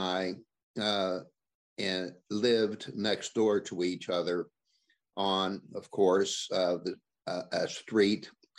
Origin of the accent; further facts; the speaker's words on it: Logan, West Virginia, United States; what it was like to grow up in Logan at the time may be surprising to some of your listeners, but Logan was located in the southern coal fields of West Virginia.